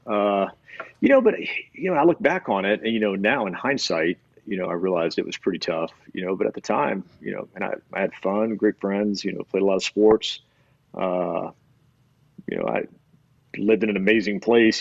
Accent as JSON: {"language": "English", "town": "Destin", "region": "Florida", "country": "United States", "tie": "born or raised there", "also_born_or_lived": "Alabama", "said": "I was born in Alabama and moved to Florida, uh, Destin, Florida, when I was got three, four, maybe"}